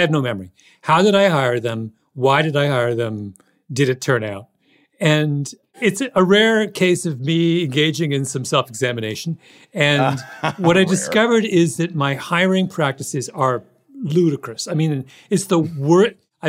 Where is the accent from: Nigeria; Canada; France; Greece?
Canada; I'm Canadian.